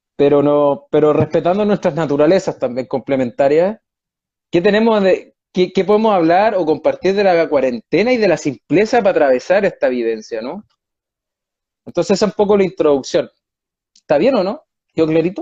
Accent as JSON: {"language": "Spanish", "country": "Chile", "moved": "as an adult", "lives_now": "Spain", "said": "estoy en España, soy chileno, pero llevo cuatro años y medio en Europa"}